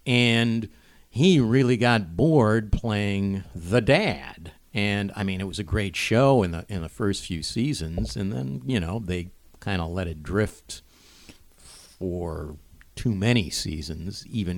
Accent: Cleveland, Ohio, United States; I grew up in Cleveland, of course

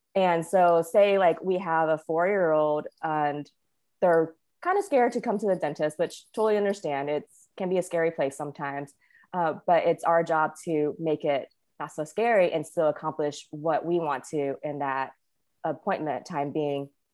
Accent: Winston-Salem, North Carolina, United States; also born or lived in Wilmington, North Carolina / California / Hawaii / Las Vegas; I was born and raised in North Carolina, which I think surprises most people, but it's, you know, this is where I grew up.

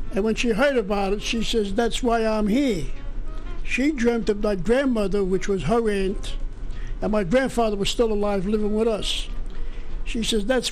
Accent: New York City, New York, United States; also born or lived in Bronx, New York; I was born and raised in East Harlem

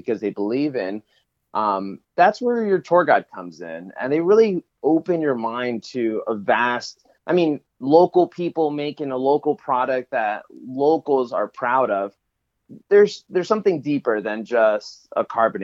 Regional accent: Reading, Pennsylvania, United States; now in San Diego, United States; I'm originally from Reading, Pennsylvania

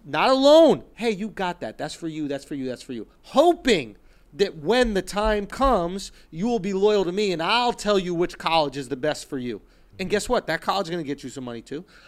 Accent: New York City, New York, United States; I grew up in Manhattan

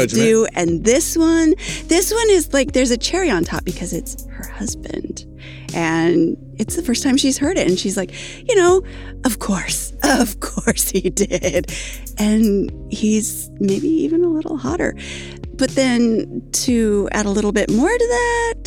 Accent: United States; I'm American

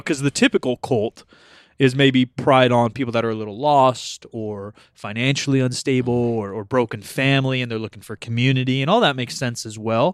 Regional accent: California, United States; we're from California

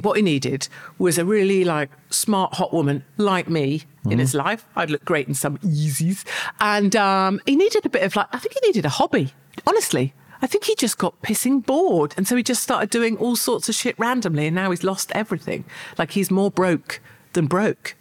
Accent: United Kingdom; I'm proud of uh, being British

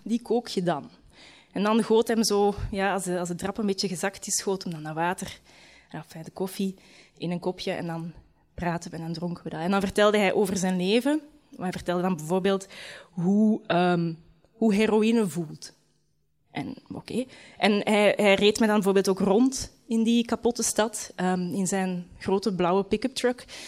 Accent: Leuven, Flanders, Belgium; moved away as an adult; Misschien moet ik gewoon terug in Leuven gaan wonen. Ik kom van Leuven

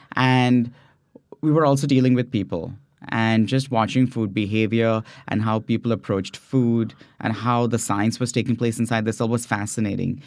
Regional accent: India; moved away as an adult; also born or lived in San Francisco Bay Area, California; now in California, United States; growing up in India

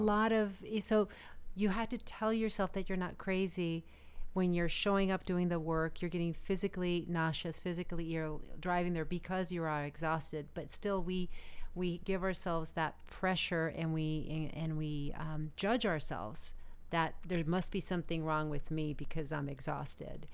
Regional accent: Arizona, United States; now in Los Angeles, United States; I'm originally from Arizona

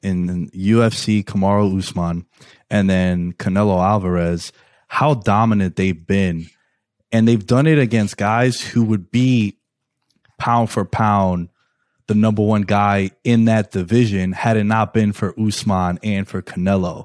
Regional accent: New York City, New York, United States; my hometown, New York City

